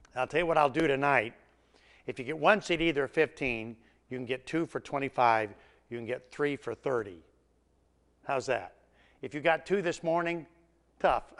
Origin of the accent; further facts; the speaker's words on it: Tennessee, United States; I'm from Tennessee